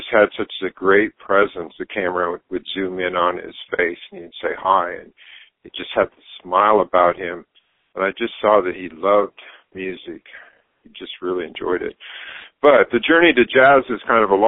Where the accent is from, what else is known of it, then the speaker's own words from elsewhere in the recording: Brookings, South Dakota, United States; moved away as an adult; I was born in South Dakota, Brookings, South Dakota, but I grew up on a farm near there. Until I went off to college